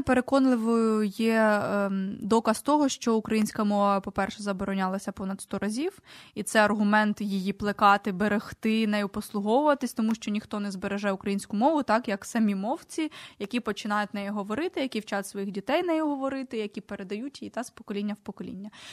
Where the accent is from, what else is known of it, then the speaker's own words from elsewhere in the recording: Poltava Oblast, Ukraine; first language Ukrainian; я з Полтавщини, я можу говорити про наші діалекти